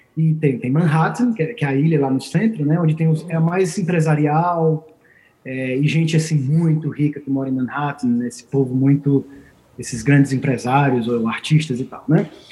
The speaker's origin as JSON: {"language": "Portuguese", "town": "Fortaleza", "region": "Ceará", "country": "Brazil", "tie": "born or raised there", "also_born_or_lived": "Italy", "moved": "as an adult", "said": "Eu sou natural de Fortaleza, no Ceará, no Brasil"}